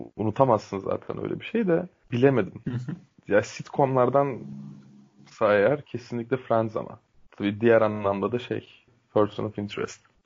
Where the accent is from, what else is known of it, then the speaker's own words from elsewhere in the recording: Turkey; Türk Türk'üm